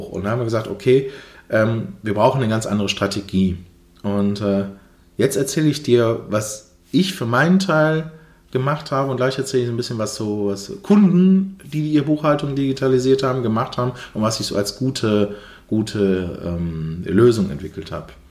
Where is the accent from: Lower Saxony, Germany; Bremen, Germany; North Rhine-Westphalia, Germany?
North Rhine-Westphalia, Germany; Duisburg; ich komme hier aus dem Umkreis Duisburg